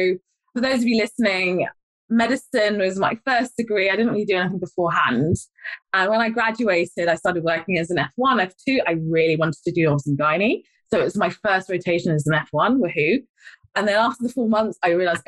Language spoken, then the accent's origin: English; London, United Kingdom; moved away; also born or lived in Blackburn; I'm a London girl, by the way. I don't need to tell my accent.